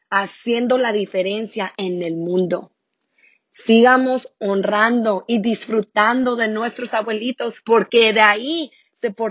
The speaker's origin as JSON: {"language": "Spanish", "country": "United States", "tie": "born or raised there", "said": "Yo soy súper orgullosa de decir que vengo de unos padres mexicanos y a mí me encanta representar mi cultura mexicana, aunque yo soy nacida en los Estados Unidos."}